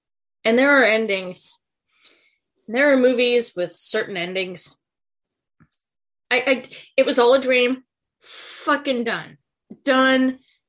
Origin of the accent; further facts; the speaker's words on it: Alaska, United States; I was born and raised up here in Alaska